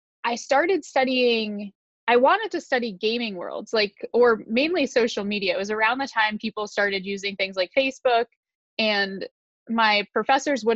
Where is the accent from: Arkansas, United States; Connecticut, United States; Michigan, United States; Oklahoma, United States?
Connecticut, United States; I was born in the United States outside of New York City in a state called Connecticut